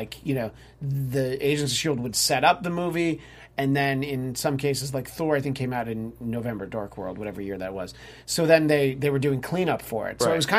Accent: New York, United States; I'm from New York. I can vouch for that.

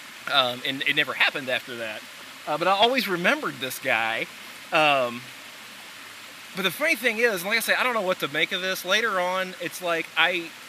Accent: La Grange, Kentucky, United States; I'm from LaGrange, Kentucky

